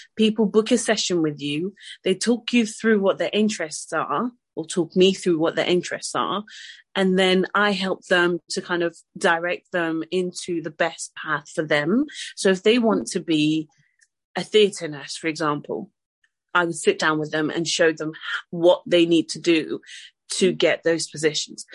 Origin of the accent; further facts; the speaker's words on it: Côte d’Ivoire; also born or lived in France; now in United Kingdom; I'm French, um, I'm from the Ivory Coast as well.